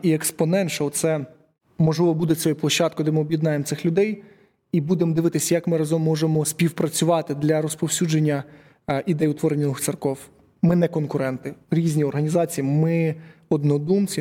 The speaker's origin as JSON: {"language": "Ukrainian", "town": "Uman", "region": "Cherkasy Oblast", "country": "Ukraine", "said": "я з Умані"}